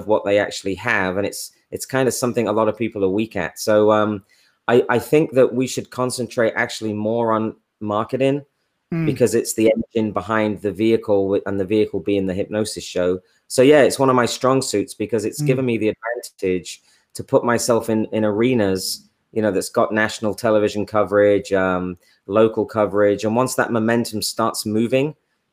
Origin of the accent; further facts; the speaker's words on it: England, United Kingdom; now in United States; I'm English